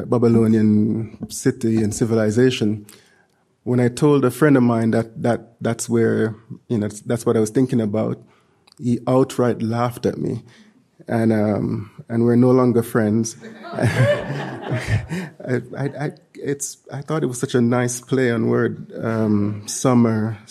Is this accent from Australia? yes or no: no; Jamaica; moved away; growing up in Jamaica